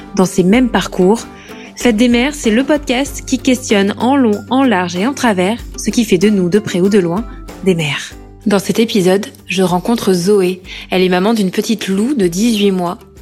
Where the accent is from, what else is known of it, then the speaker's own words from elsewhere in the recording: Corrèze, Nouvelle-Aquitaine, France; moved away as an adult; now in Paris, France; Je suis originaire de Corrèze et je vis à Paris depuis 2015.